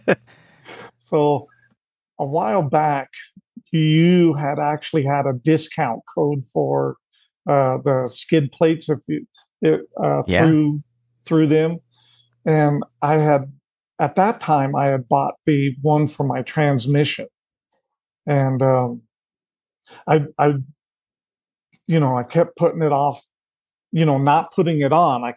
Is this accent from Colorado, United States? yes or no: yes; Colorado, United States; growing up in Colorado